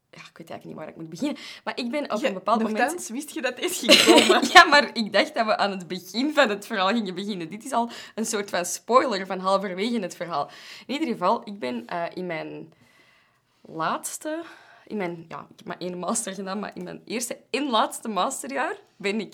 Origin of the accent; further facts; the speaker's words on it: Belgium; wij from Europe waren en zo Belgium